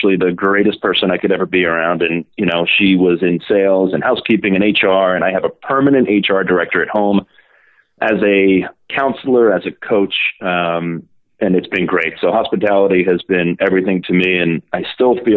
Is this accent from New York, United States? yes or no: yes; New York City, New York, United States; I did get into some trouble growing up in Brooklyn, New York